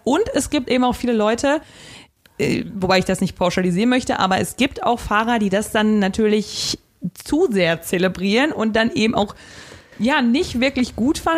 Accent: Westerwald, Rhineland-Palatinate, Germany; moved away; in meiner Heimat, in äh, meinem Heimat 500 Einwohner Dorf im Westerwald.

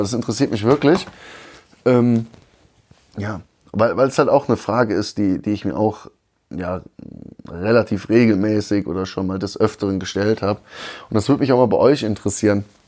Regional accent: North Rhine-Westphalia, Germany; moved away as an adult; now in Augsburg, Germany; als Rheinländer

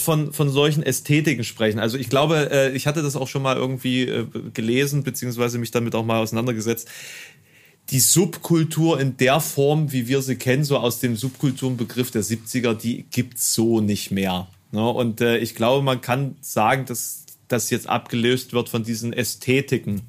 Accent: Germany; bei uns in Deutschland

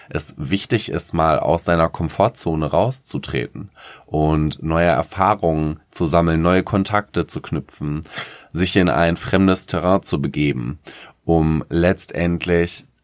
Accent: Paderborn, North Rhine-Westphalia, Germany; now in Hamburg, Germany; Ich bin ja aus Paderborn eigentlich gebürtig und ähm, habe dort ganz viele Jahre gelebt, bin jetzt halt in so eine große Metropole gezogen, weil ich keine Motivation mehr in meinem Heimatort hatte.

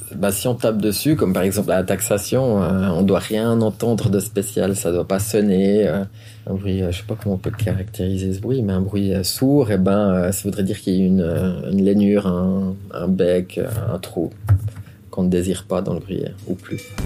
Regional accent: Montricher, Vaud, Switzerland; je viens de Montrichet, on a la fromagerie gourmande à Montrichet. Je suis fils de fromager

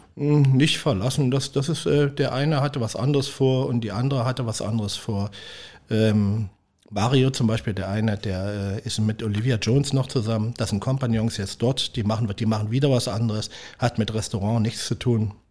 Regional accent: Leipzig, Saxony, Germany; moved away as an adult; also born or lived in Weisenheim am Berg, Palatinate / St. Pauli, Hamburg; now in Hamburg, Germany; Ich bin Großstadtkind, ich komme aus Leipzig

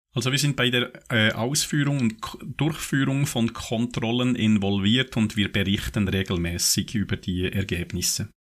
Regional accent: Switzerland; bei uns in der Schweiz

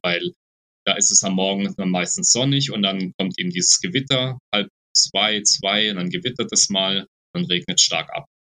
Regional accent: Black Forest, Baden-Württemberg, Germany; moved away as an adult; now in Costa Rica; ich als gebürtiger Schwarzwälder

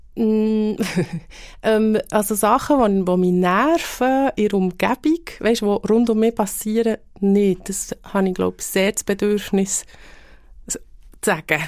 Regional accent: Bern, Switzerland; accent: Bernese German; die Berndeutsche oder unseren Dialekt

